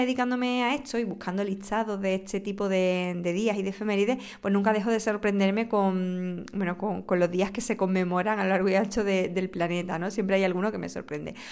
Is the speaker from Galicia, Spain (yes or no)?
no; Huelva, Andalusia, Spain; mi tierra Huelva